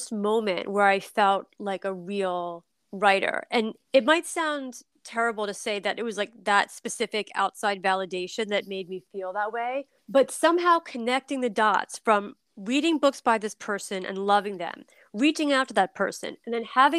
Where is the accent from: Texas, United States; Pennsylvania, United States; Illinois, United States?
Pennsylvania, United States; Philadelphia; now in New York City, United States; my hometown football team, the Eagles